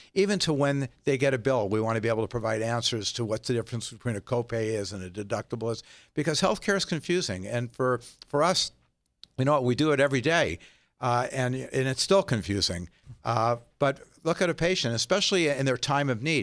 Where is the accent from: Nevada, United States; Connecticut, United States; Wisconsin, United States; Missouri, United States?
Nevada, United States; Las Vegas; When I grew up in Las Vegas, we went out in the desert a lot